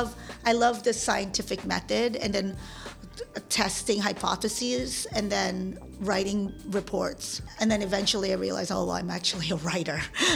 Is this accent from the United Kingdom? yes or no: no; Manila, Metro Manila, Philippines; now in San Francisco, United States; I am Filipino. I was born in the Philippines and in Manila. And I was raised by a village.